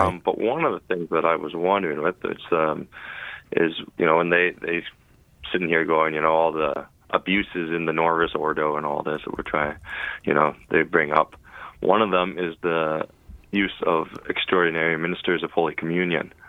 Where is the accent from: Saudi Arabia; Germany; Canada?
Canada; accent: Canadian; my Canadian accent